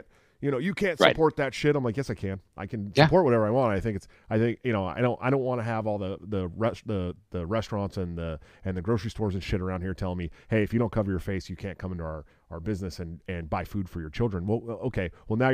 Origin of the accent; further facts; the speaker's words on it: California, United States; moved away as an adult; now in Iowa, United States; I'm from California though. And I left California 5 minutes before they instituted a 24-hour lockdown in March of last year. I moved to Iowa